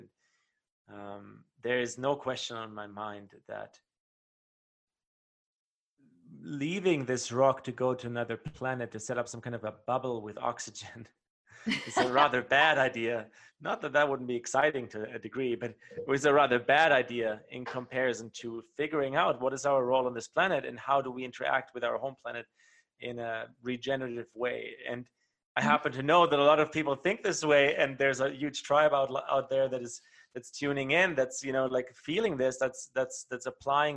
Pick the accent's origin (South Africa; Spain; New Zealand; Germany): Germany; moved away; I grew up in Germany